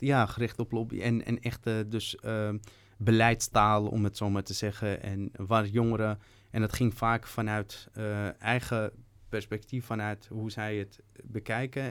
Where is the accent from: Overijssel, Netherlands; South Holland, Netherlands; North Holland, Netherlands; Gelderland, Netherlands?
North Holland, Netherlands; Amsterdam; Ik ben opgegroeid in Slotenvaart vanaf mijn dertiende